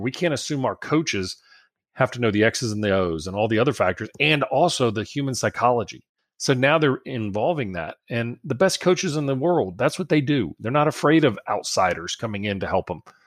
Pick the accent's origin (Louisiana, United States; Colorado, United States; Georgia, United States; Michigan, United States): Louisiana, United States; South; I'm from South Louisiana